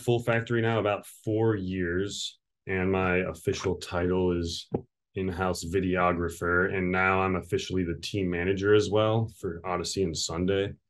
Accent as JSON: {"language": "English", "town": "Victorville", "region": "California", "country": "United States", "tie": "born or raised there", "also_born_or_lived": "Ohio", "lives_now": "Long Beach, United States", "said": "I grew up in the high desert, which Apple Valley, Victorville, it's kind of on the way to Las Vegas"}